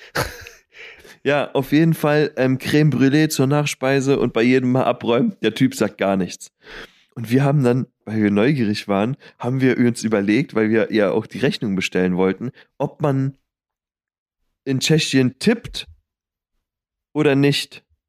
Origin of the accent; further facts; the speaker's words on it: Berlin, Germany; Marienfelde, da wo ich herkomme, ist halt noch ein bisschen weiter ähm, draußen